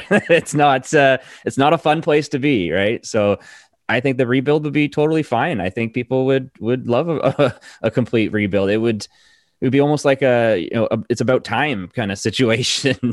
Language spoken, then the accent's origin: English; Hamilton, Ontario, Canada; now in Vancouver, Canada; I grew up in, in Ontario. I'm actually from Hamilton originally.